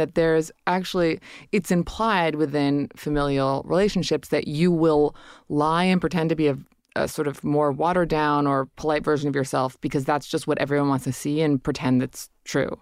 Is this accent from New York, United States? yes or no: yes; Hudson Valley, upstate New York, United States; I grew up in upstate New York in the Hudson Valley